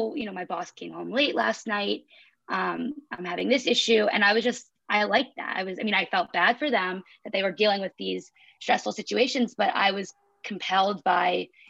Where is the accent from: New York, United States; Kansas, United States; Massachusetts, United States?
New York, United States; grew up in New York